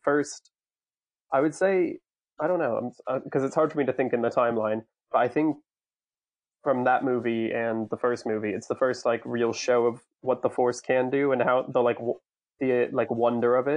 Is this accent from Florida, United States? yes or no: yes; Florida, United States; growing up in Florida, we had our fair share of snakes